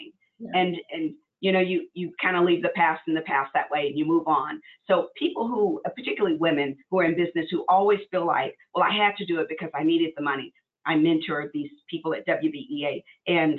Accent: Arkansas, United States; I'm from Arkansas, so I mean, very racist kind of place we grew up

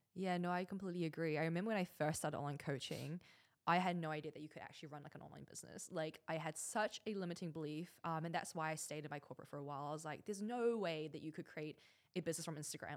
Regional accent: Auckland, New Zealand; moved away as an adult; now in Dubai, United Arab Emirates; growing up in New Zealand, when my parents came over, they had absolutely nothing.

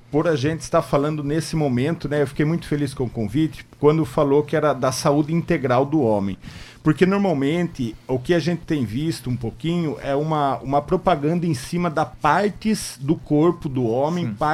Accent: Limeira, São Paulo, Brazil; also born or lived in Cuba; Eu sou natural de Limeira, São Paulo. Eu nasci, morei até os 23 anos. Aí eu ganhei uma bolsa, né?

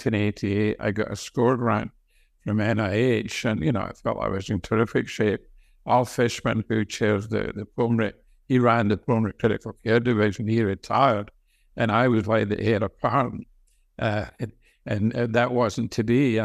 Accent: Scotland, United Kingdom; moved away as an adult; also born or lived in Glasgow, Scotland / Pennsylvania, United States; now in United States; I grew up in Scotland, and I went to the University of Glasgow

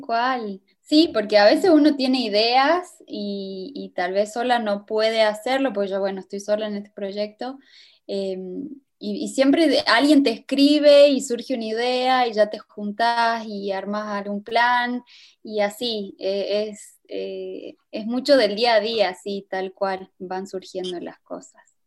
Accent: Cafayate, Salta, Argentina; yo soy de Cafayate

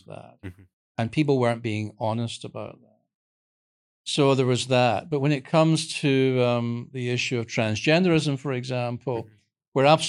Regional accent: United Kingdom; but I'm from Britain

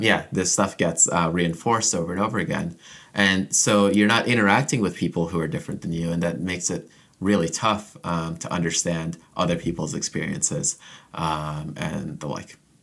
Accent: Orlando, Florida, United States; moved away as an adult; also born or lived in Jamaica / Ann Arbor, Michigan; now in Ithaca, United States; I was born in Jamaica, but I immigrated to the U S as a kid and grew up mostly in Central Florida, uh, in the Orlando area

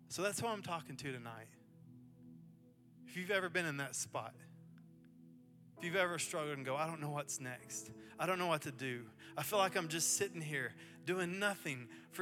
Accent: Athens, United States; moved away as an adult; also born or lived in Mobile, Alabama; now in Chattanooga, United States; I grew up in Athens, just north of here

